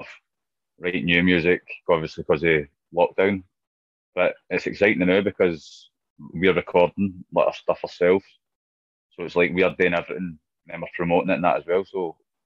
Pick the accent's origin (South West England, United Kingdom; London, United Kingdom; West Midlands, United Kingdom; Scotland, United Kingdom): Scotland, United Kingdom; being Scottish